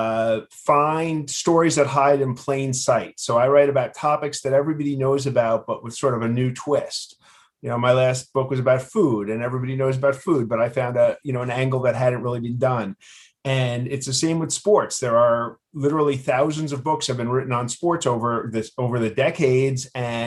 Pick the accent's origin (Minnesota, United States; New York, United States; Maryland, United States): New York, United States; New York City; I grew up in Queens.